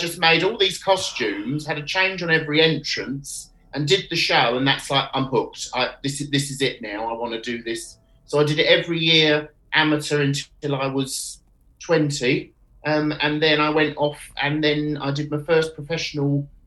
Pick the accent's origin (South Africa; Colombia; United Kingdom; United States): United Kingdom; Canterbury, South East England; moved away; I'm from Canterbury in Kent originally, and obviously as a child I used to be taken to the Marlowe Theatre to see the panto